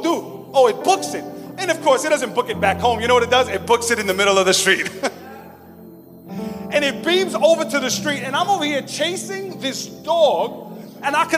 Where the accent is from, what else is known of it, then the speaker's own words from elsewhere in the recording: New York City, New York, United States; growing up in Flatbush, Brooklyn, my family and I, we at one time had to run for our lives.